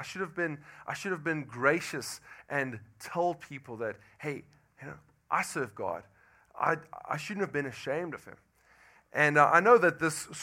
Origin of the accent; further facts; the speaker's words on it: South Africa; moved away as an adult; now in Louisiana, United States; And I'm from South Africa. I've been in Louisiana for about 10 months now